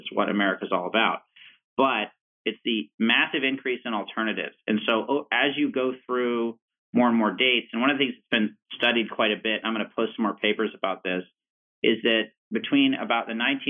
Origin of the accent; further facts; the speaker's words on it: Richmond, Virginia, United States; like I'm from Richmond, Virginia